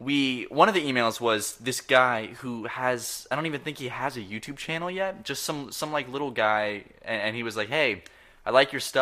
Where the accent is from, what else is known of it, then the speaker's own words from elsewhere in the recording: the South, United States; I'm also from the South